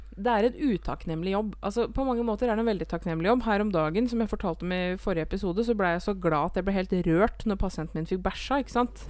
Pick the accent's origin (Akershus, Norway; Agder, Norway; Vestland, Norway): Akershus, Norway; Eidsvoll; det er jo der jeg er fra